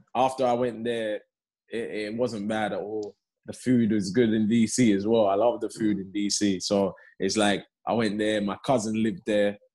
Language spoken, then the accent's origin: English; London, United Kingdom; also born or lived in Leeds; I, was born in Leeds, but I was only there two months. So, okay. And then I came to London.